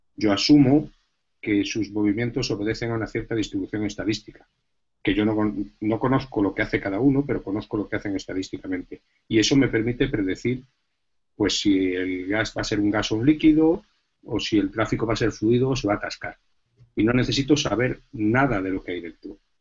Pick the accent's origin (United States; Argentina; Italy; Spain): Spain; Galicia; now in Madrid, Spain; yo antes que físico soy gallego